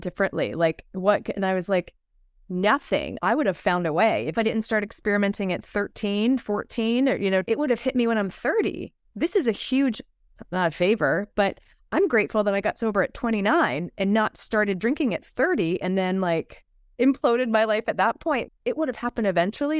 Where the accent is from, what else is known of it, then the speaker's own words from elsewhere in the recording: Baltimore, Maryland, United States; I grew up in Maryland and Baltimore.